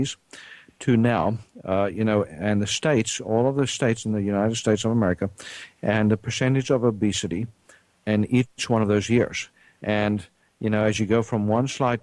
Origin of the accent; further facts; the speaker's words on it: South Africa; moved away; I grew up in South Africa